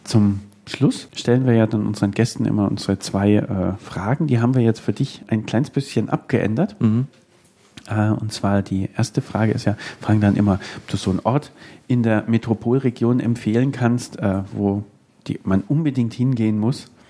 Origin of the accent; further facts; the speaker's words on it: Nuremberg, Bavaria, Germany; als Nürnberger